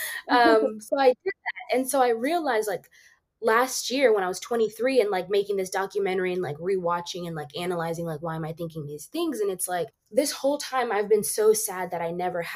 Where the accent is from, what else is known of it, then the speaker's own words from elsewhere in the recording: Zimbabwe; I was born in Zimbabwe